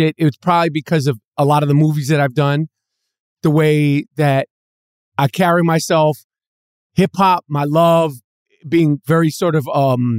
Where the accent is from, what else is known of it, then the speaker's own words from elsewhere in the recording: New York City, New York, United States; I mean, I'm from New York City.